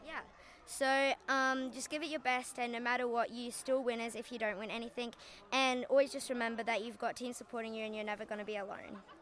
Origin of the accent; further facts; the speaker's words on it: Perth, Western Australia, Australia; I'm from Perth